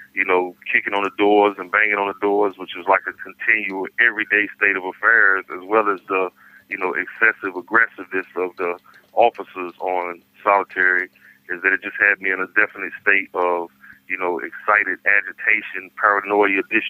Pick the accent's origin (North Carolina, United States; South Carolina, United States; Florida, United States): North Carolina, United States; Raleigh; being that I'm from Raleigh